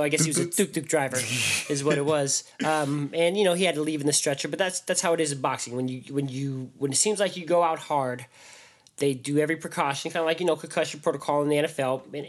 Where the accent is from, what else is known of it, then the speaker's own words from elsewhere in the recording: Las Vegas, Nevada, United States; moved away; I'm from Vegas.